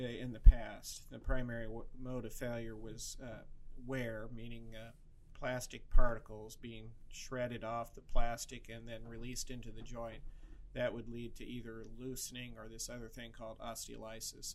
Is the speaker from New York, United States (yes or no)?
no; Creston, Iowa, United States; also born or lived in Des Moines, Iowa; I grew up in Creston, and um, my dad delivered 2,000 babies there.